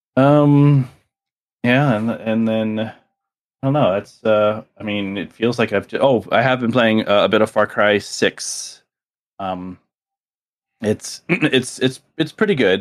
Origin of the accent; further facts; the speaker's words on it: South Miami, Florida, United States; I grew up in South Miami